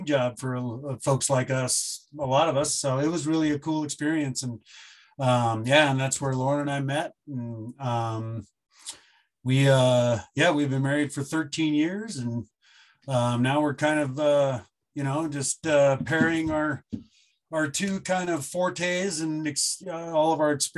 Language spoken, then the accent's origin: English; Bend, Oregon, United States; moved away as an adult; also born or lived in Bozeman, Montana; now in Missoula, United States; I moved here in 2005 from Bend, Oregon, where I grew up.